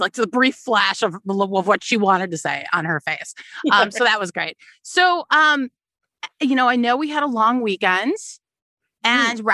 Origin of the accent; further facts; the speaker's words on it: United States; I'm an American.